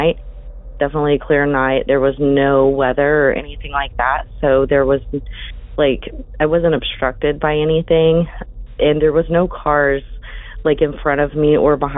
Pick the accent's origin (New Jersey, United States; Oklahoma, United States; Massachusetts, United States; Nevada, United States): Oklahoma, United States; I'm from Oklahoma